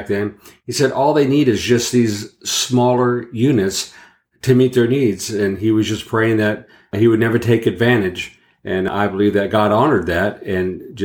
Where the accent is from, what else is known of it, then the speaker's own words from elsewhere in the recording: Los Angeles, California, United States; I grew up in Venice Beach, California, and I'm a product of the late 60s, early 70s